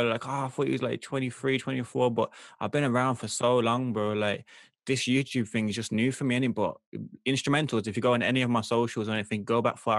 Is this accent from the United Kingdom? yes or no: yes; Birmingham, West Midlands, United Kingdom; accent: Birmingham